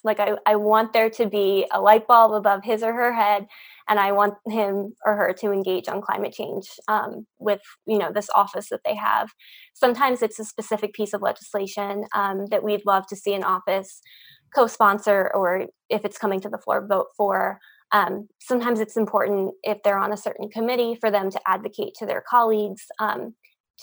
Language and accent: English; Pennsylvania, United States; I'm from Pennsylvania